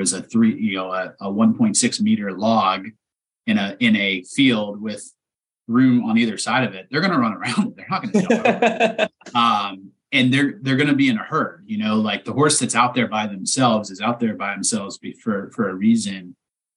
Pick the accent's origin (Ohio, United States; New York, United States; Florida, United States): Ohio, United States; East Palestine; moved away; I'm from a town of 4,500 people, you know, that's my hometown